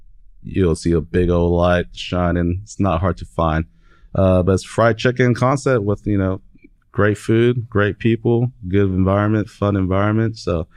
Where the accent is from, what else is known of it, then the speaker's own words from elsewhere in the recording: Seattle, Washington, United States; now in Oklahoma, United States; I'm from Seattle. I mean, we got hills everywhere, mountains everywhere.